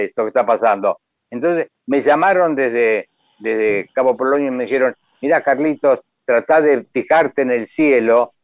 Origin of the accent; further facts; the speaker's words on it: Uruguay; yo me considero uruguayo